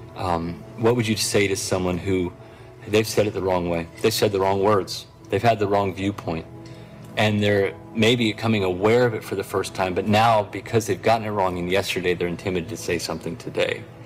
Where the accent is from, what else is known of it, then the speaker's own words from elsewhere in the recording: Tulsa, Oklahoma, United States; I'm from Tulsa, Oklahoma